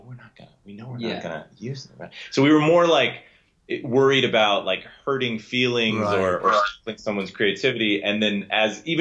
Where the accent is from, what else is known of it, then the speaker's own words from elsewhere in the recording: Southern California, United States; born and raised in Southern California